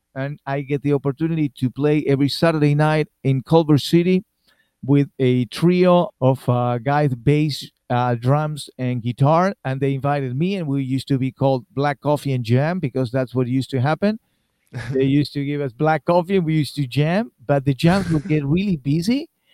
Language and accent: English; Argentina; English is a second language; moved away as an adult; I was born in Argentina and I play in Argentina